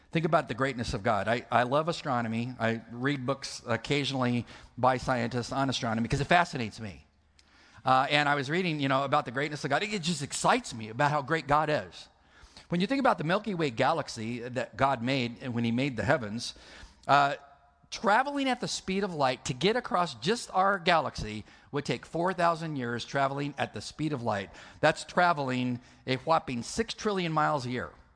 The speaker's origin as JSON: {"language": "English", "region": "California", "country": "United States", "said": "I'm from California."}